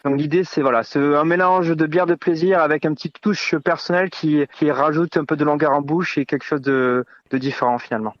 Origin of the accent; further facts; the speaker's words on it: Landes, Nouvelle-Aquitaine, France; moved away as an adult; also born or lived in Paris / South America; now in Vielle-Soubiran, France; j'ai quitté les Landes pour travailler un petit peu à Paris